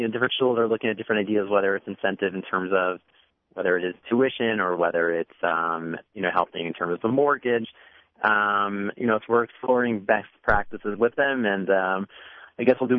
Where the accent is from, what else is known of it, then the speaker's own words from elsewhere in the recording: New York, United States; moved away; I grew up in New York.